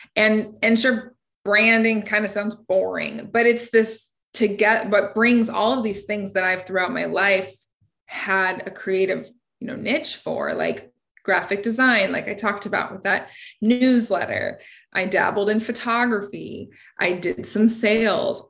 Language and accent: English; United States; growing up in Washington